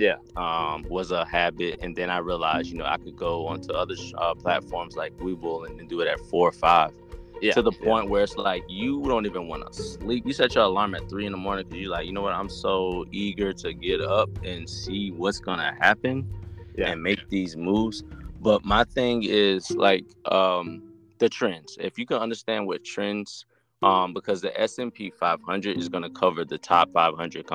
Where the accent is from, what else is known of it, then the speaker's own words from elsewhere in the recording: South Carolina, United States; moved away as an adult; I'm from South Carolina, dude. Never left this town